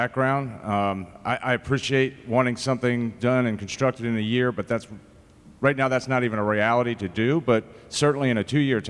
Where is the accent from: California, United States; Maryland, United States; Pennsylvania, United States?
Maryland, United States; Anne Arundel County; now in Queen Anne's County, United States; I grew up in Anne Arundel County, and Anne Arundel County was a small county back then, much as Queen Anne's is population-wise